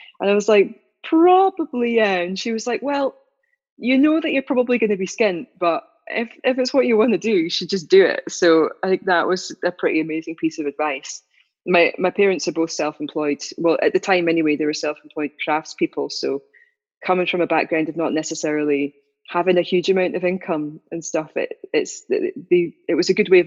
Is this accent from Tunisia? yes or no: no; Dumfries and Galloway, Scotland, United Kingdom; where I was growing up in Dumfries and Galloway